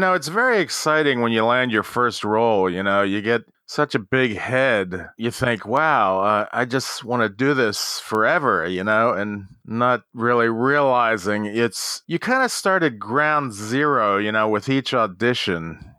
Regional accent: Baltimore, Maryland, United States; also born or lived in Los Angeles; Yeah, I grew up in Baltimore, Maryland, and then I went out to L.A., in the late 70s

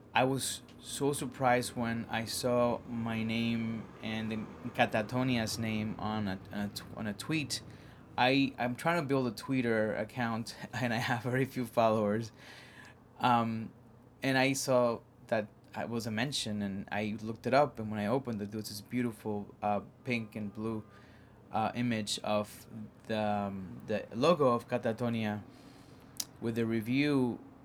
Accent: Caguas, Puerto Rico; now in Harlem, New York, United States; a part of Caguas, my hometown called Villa del Rey

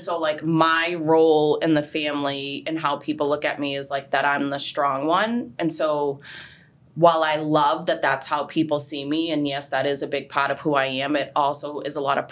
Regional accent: Boston, Massachusetts, United States; I grew up in Charlestown, everybody knows everybody

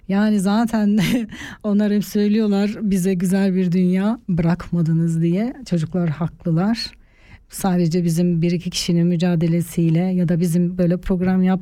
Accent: Artvin, Turkey; Ben kendi aileme de anlatamıyorum. Yani biz Artvinliyiz. Artvin'de deprem yok. Yerimiz yurdumuz var.

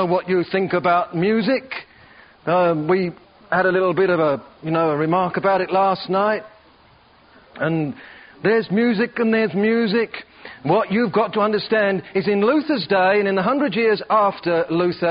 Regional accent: Perth, Western Australia, Australia; I come from Perth, Western Australia, and I love it down there, and it's home

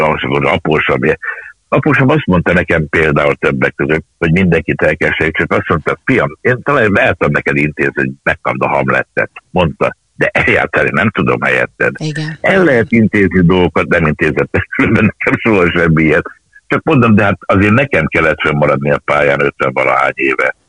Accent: Budapest, Hungary; Angyalföldön születtem, és ott a Margit templomba jártunk, akkor elköltöztünk akkor a Rózsák terére.

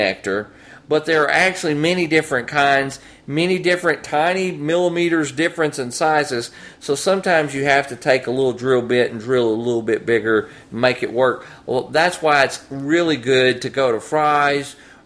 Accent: North Louisiana, United States; also born or lived in Hobbs, New Mexico; I'm from Louisiana, by the way, from North Louisiana

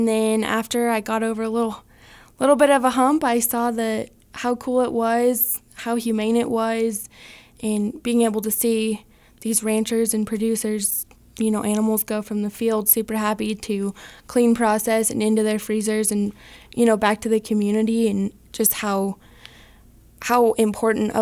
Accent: California, United States; moved away as an adult; now in Wyoming, United States; I am originally from California. I grew up on a small family ranch where we raise grass-fed beef

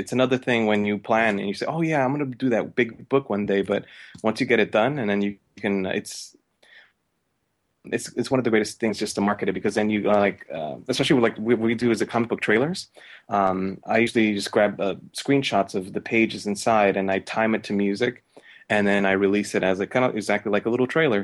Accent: New York, United States; I'm originally from New York

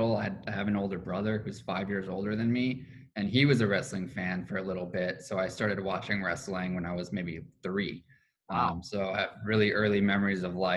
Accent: Culver City, California, United States; I grew up in Culver City, California, which is just a city within Los Angeles County

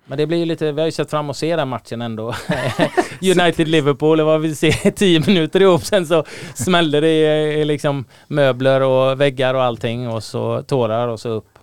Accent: Gothenburg, Västra Götaland, Sweden; när jag växte upp i Göteborg

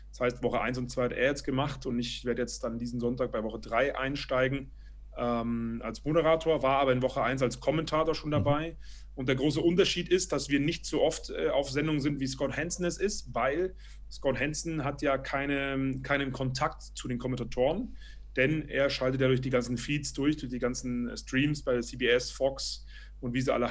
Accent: Berlin, Germany; ich bin ursprünglich, ich bin in Berlin aufgewachsen und habe ähm, nach dem Abitur Eventmanagement

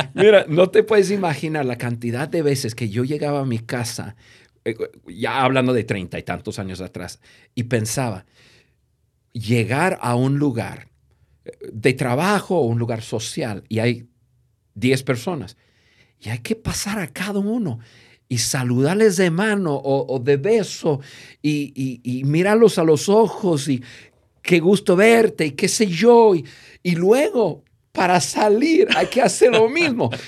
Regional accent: United States; Spanish is a second language; moved away as an adult; now in Mexico; el gringo, que yo soy

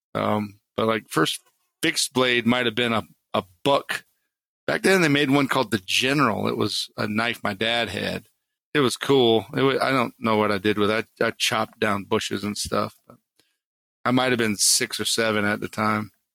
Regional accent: Harleyville, South Carolina, United States; moved away as an adult; also born or lived in New York City; I grew up in the swamps of South Carolina, down near Charleston, in a town called Harleyville

